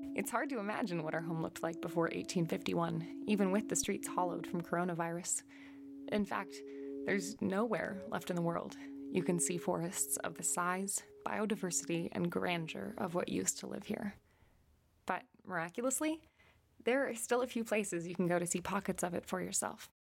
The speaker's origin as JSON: {"language": "English", "region": "Washington", "country": "United States", "tie": "born or raised there", "said": "I was born and raised here in Washington State"}